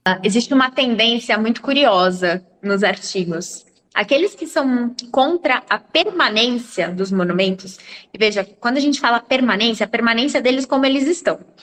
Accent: Brazil; nós, como brasileiros

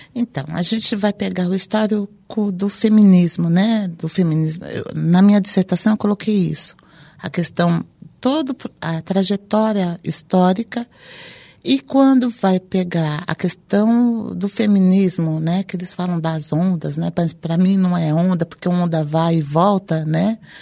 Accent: São Paulo, Brazil; vim também da periferia de São Paulo

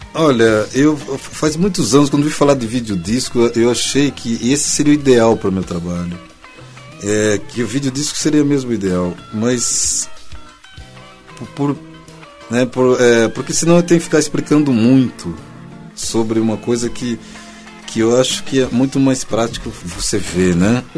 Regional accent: Tietê, São Paulo, Brazil; eu nasci em Tietê

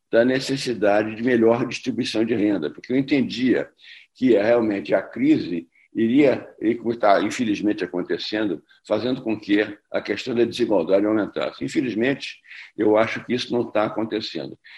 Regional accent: Rio de Janeiro, Brazil; como carioca, eu, eu gosto muito

